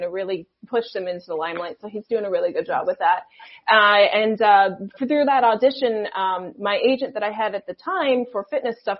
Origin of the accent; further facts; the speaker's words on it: South Florida, United States; I am originally from South Florida